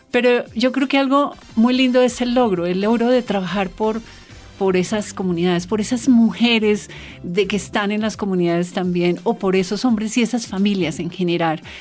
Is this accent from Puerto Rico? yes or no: no; Bogotá, Colombia; yo soy bogotana y hablo diferente